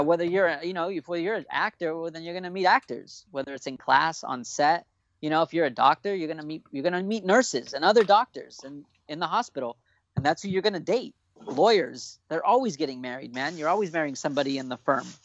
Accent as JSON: {"language": "English", "area": "Orange County", "region": "California", "country": "United States", "tie": "born or raised there", "said": "I'm an OC kid, dude. I'm so proud to be from Orange County"}